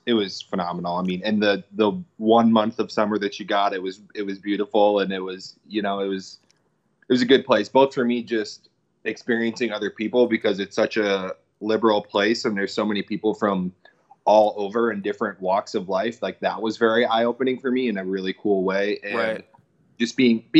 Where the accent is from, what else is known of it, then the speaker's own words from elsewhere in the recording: Wisconsin, United States; we didn't like travel a ton or get outside of Wisconsin much